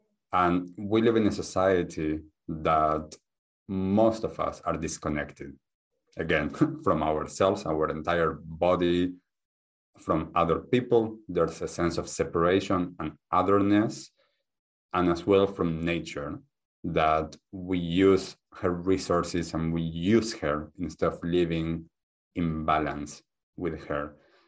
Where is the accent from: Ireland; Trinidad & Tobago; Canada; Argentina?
Argentina; English is a second language; also born or lived in United States / Germany; I grew up in Argentina, and my family has a background of Judaism, and I lived in the US and in Germany and a few different places. So this accent is a beautiful mix.